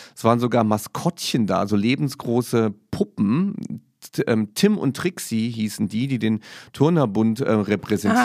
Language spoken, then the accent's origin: German; Saarland, Germany; Ich als Saarländer